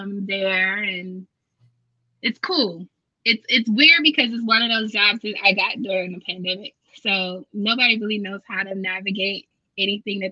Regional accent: United States; we're from America

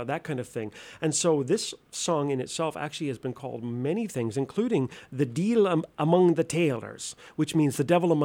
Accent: Nova Scotia, Canada; moved away; I'm originally from Nova Scotia

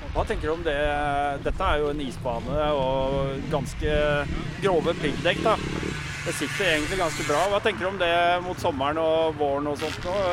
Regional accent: Oslo, Norway; Jeg kommer fra Oslo

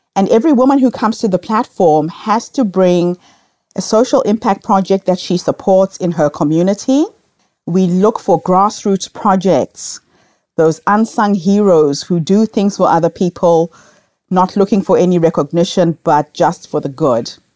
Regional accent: Zimbabwe; moved away as an adult; also born or lived in New Zealand; now in Melbourne, Australia; I grew up in Rhodesia at a time when we had racial segregation

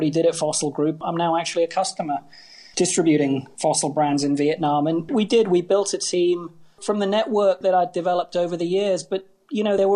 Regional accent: Hong Kong; I grew up in Hong Kong. I love this city

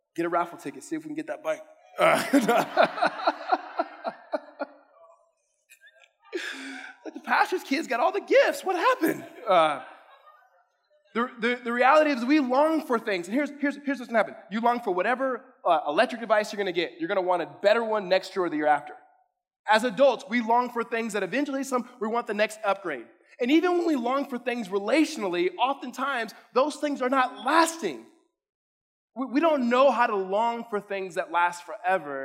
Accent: California, United States; now in Arizona, United States; I'm from California

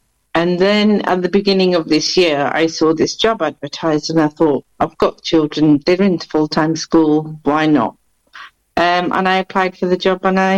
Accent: Bradford, Yorkshire and the Humber, United Kingdom; accent: blended; moved away as an adult; now in Luton, United Kingdom; But I didn't used to live in Luton. I'm a Yorkshire lass, so I'm originally from Bradford.

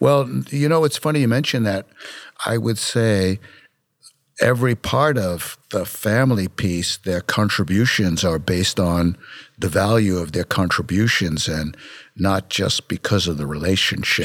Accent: New York City, New York, United States; I grew up in Brooklyn, New York

